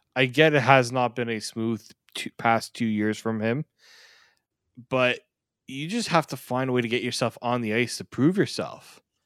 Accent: Canada; I'm Canadian

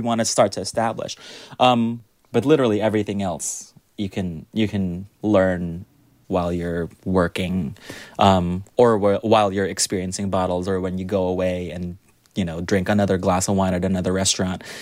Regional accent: United States; now in New York, United States; I, as an American sommelier

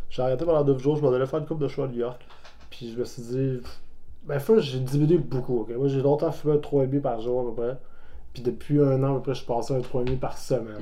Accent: Montreal, Quebec, Canada; also born or lived in Repentigny; moi, j'ai grandi à Montréal

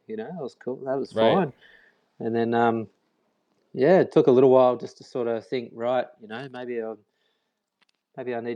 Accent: Byron Bay, New South Wales, Australia; moved away as an adult; also born or lived in Sydney; I'm from a town called Byron Bay in Australia

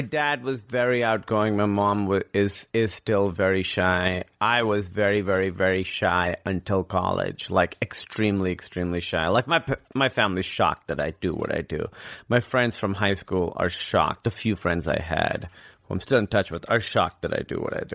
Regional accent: Karachi, Sindh, Pakistan; moved away as an adult; also born or lived in Grinnell, Iowa / New York / Chicago; now in United States; I grew up in Karachi, which is like the biggest city in Pakistan

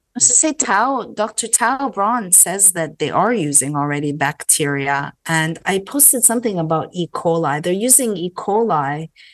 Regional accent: Canada; now in United States; growing up in Canada

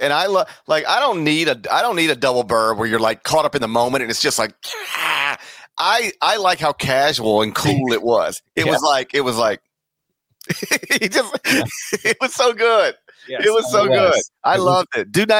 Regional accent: Memphis, Tennessee, United States; I was raised on the Metro, and then after the Metro, I was raised on the Great Midwest Conference.

